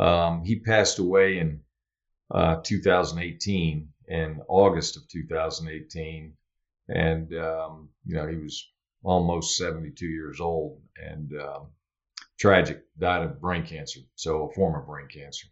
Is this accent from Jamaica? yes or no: no; Germany; born there; I was born in, because I am an Army brat, youngest of six, I was born in Germany when my father was a division commander when I was born